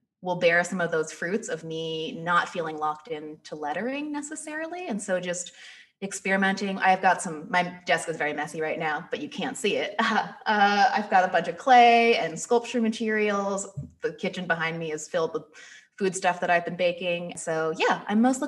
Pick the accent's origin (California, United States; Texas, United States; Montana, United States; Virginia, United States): California, United States; 30 minutes outside of Los Angeles, Southern; moved away as an adult; also born or lived in New York City; now in Detroit, United States; So I grew up in Southern California, like 30 minutes outside of Los Angeles